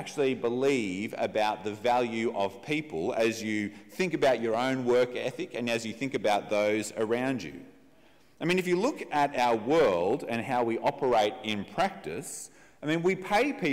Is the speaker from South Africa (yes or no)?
no; Australia; as we think about ourselves as Australian